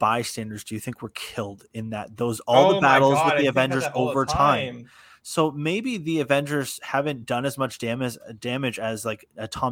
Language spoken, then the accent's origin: English; Canada; we are from Canada